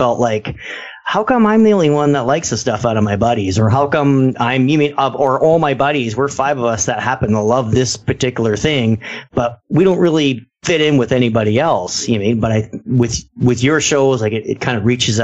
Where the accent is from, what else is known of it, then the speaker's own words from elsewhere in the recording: Ontario, Canada; we're from Canada